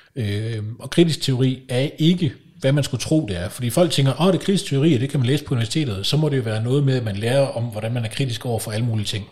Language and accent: Danish; Kolding, Southern Denmark, Denmark; moved away; jeg kommer fra Kolding oprindeligt